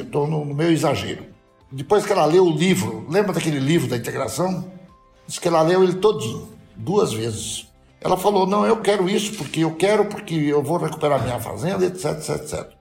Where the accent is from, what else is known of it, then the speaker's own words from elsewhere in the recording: Brazil; eu sou muito brasileiro